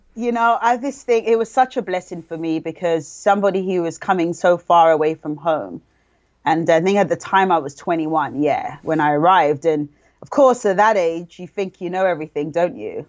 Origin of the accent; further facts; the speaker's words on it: London, United Kingdom; moved away as an adult; I came from London, England